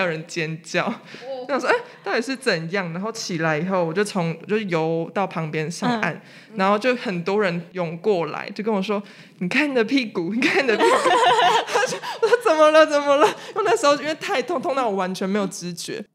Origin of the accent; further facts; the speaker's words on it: Hualien, Hualien County, Taiwan; 我的土生土长的花莲人呢。我家就住在海边